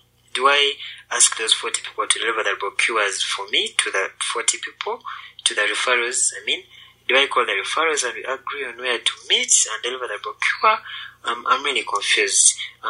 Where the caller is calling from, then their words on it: Kampala, Central Region, Uganda; from Alliance Motion Global, Kampala, Uganda.